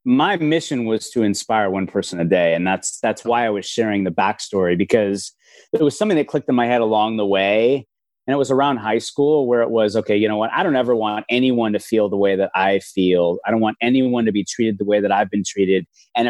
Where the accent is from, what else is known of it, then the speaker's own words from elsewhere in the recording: Los Angeles, California, United States; I grew up in Los Angeles